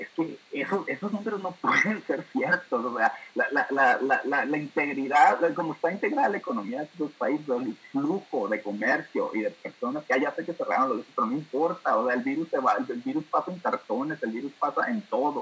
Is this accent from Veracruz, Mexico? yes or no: no; Hermosillo, Sonora, Mexico; moved away as an adult; also born or lived in Monterrey, Mexico; now in London, United Kingdom; nacido y criado en Hermosillo por 20 años